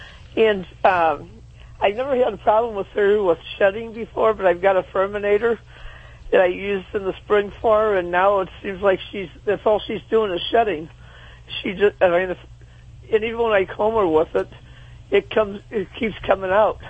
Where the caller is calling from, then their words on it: St. Louis, Missouri, United States; St. Louis, Missouri.